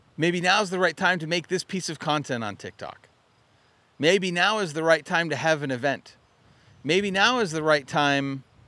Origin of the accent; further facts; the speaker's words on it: Arizona, United States; moved away as an adult; also born or lived in Utah; now in Michigan, United States; I grew up in Arizona.